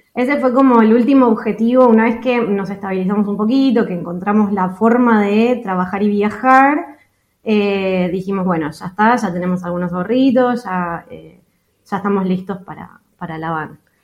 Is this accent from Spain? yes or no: no; Buenos Aires, Argentina; moved away as an adult; also born or lived in Europe; somos una pareja de Argentina, de Buenos Aires